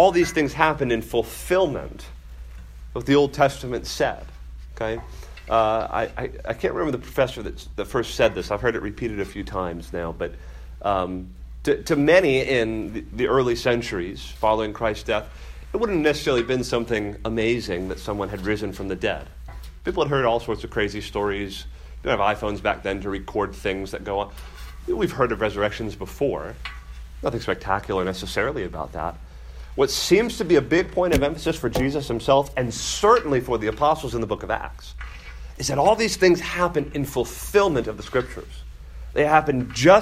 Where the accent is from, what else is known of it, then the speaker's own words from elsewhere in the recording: Miami, Florida, United States; I grew up in Miami